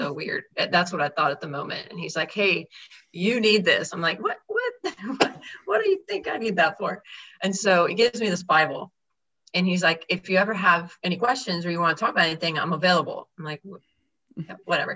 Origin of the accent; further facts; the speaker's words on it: Georgetown, Texas, United States; I grew up in Georgetown, Texas